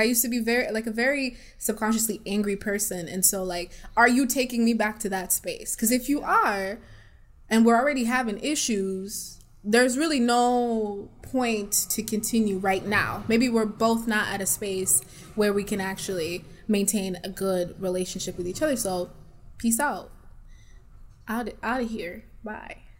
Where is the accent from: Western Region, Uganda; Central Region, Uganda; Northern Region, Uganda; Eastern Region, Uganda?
Eastern Region, Uganda; East Side; now in Kalamazoo, United States; I'm also from Africa. I'm from Uganda, East Side, represent. And I've been living in this small city of Kalamazoo for over 10 years.